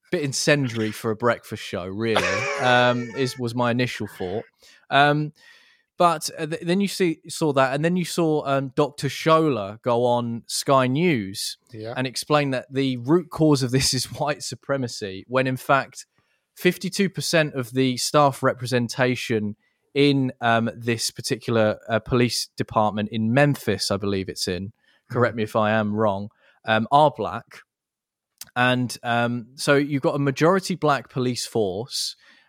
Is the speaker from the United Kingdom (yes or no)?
yes; England, United Kingdom; I'm an Englishman.